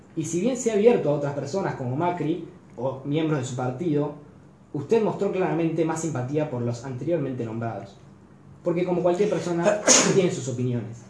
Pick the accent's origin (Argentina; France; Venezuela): Argentina; como católico, como latinoamérico, latinoamericano y como argentino